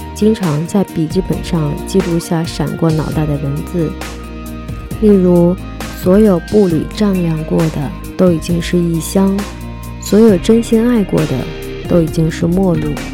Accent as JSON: {"language": "Chinese", "region": "Guangdong", "country": "China", "said": "我是一个广东人，爱吃叉烧"}